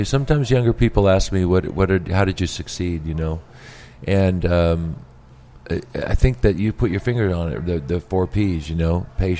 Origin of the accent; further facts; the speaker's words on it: Richland, Washington, United States; now in Las Vegas, United States; I grew up in Richland, Washington, Eastern Washington.